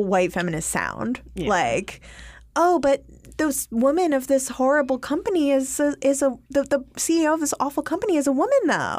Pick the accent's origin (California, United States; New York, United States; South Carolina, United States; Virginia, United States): New York, United States; You know what? That's how I talk. We're from New York.